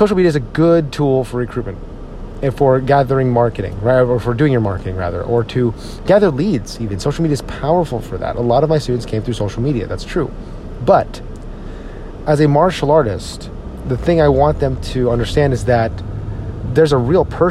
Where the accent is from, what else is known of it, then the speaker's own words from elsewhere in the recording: Edison, New Jersey, United States; my hometown, Edison, New Jersey, where I grew up